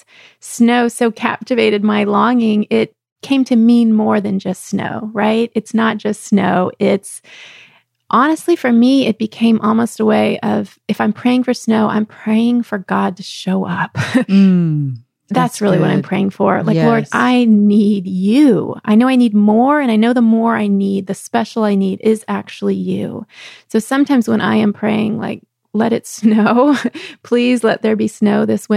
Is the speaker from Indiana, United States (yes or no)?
no; Texas, United States; growing up in Texas